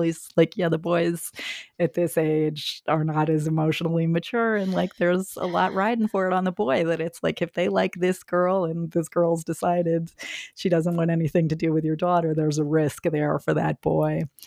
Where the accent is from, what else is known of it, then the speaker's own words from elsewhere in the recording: Indiana, United States; moved away; Growing up in Indiana